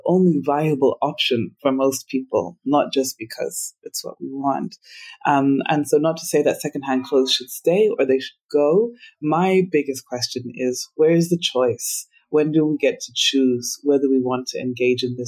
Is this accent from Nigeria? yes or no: no; Uganda